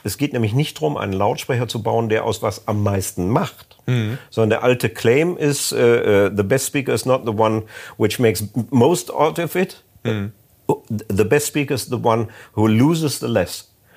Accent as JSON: {"language": "German", "region": "North Rhine-Westphalia", "country": "Germany", "said": "bei uns in Ostwestfalen"}